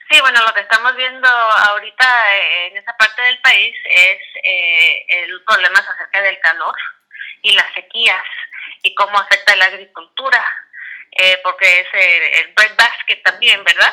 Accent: Miami, Florida, United States; also born or lived in Quiché, Guatemala; yo crecí en Miami

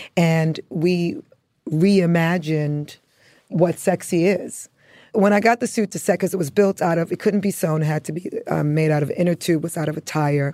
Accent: New York City, New York, United States; born or raised there; also born or lived in Antigua

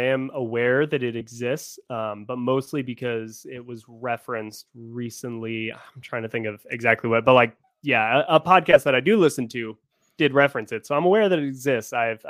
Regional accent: Atlanta, Georgia, United States; Atlanta. Yeah.

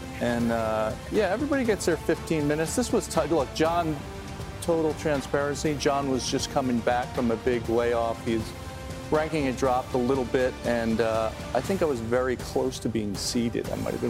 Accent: New York, United States; I come from New York. Both of us come from New York.

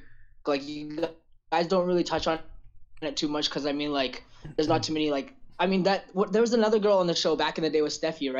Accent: Vancouver, British Columbia, Canada; I'm born and raised in Vancouver, British Columbia, like Canada.

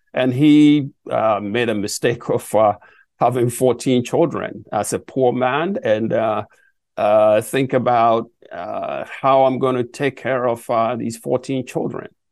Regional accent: Boadua, Ghana; moved away; I started from um, a very remote village in West Africa born

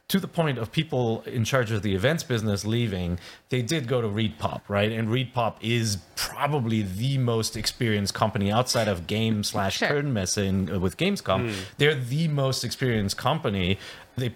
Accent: Cologne, North Rhine-Westphalia, Germany; Cologne, my hometown, which is home to 1 million people

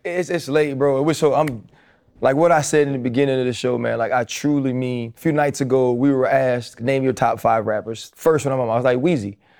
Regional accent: New Orleans, Louisiana, United States; I'm proud I'm from the West Bank of New Orleans

